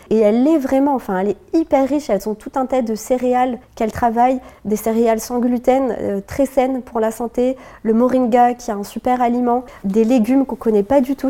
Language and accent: French; Lorraine, Grand Est, France; also born or lived in Morocco (ancestry); now in Paris, France; moi je suis de Lorraine à la base